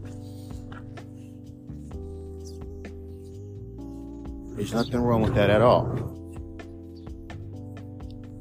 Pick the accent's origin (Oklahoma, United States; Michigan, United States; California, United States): California, United States; Los Angeles; I'm from California. I'm from